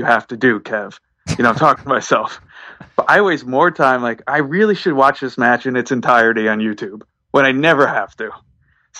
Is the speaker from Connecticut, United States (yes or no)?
yes; Trumbull, Connecticut, United States; I grew up in Trumbull.